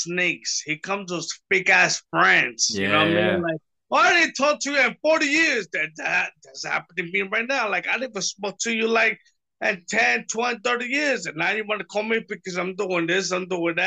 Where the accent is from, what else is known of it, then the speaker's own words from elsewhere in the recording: New York City, New York, United States; in Brooklyn, New York, my hometown